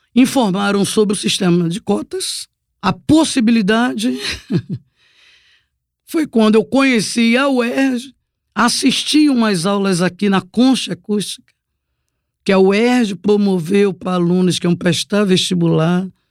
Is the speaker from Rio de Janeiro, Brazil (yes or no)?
yes; Duque de Caxias, Rio de Janeiro, Brazil; eu sou moradora de Baixada, sou do Pantanal, Caxias, Meio